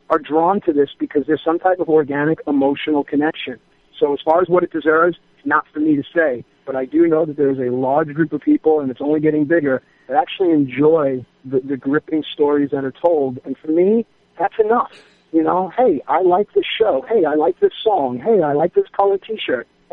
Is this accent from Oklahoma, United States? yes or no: no; New York, United States; I grew up in New York with four sisters